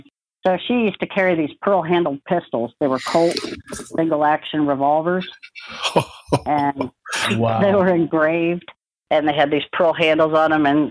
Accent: Connecticut, United States; moved away; also born or lived in Kansas; I was born in Kansas, and after first grade, we moved to Connecticut, where I grew up

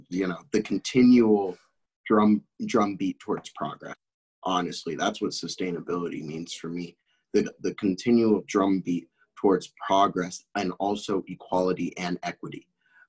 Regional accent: Czechia; also born or lived in France; I grew up in Europe. I grew up in the Czech Republic. I lived in the Czech Republic for a while, and I also lived in France for a while.

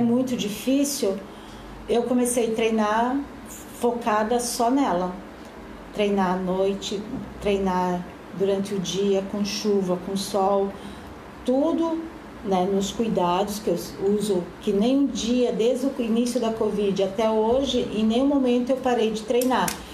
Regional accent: Cascavel, Paraná, Brazil; also born or lived in Blumenau; now in Gaspar, Brazil; Eu sou natural de Cascavel do Paraná, mas moro em Gaspar já há 10 anos.

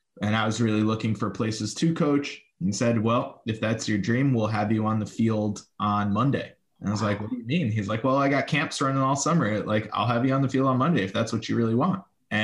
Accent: New York City, New York, United States; I grew up born and raised in New York City.

